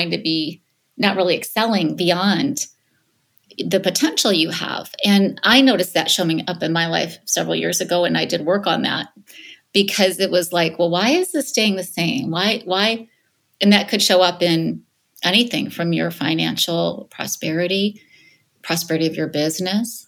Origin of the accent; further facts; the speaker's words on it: Michigan, United States; now in Los Angeles, United States; I'm from the Midwest. I'm from Michigan originally, even though I'm in Los Angeles now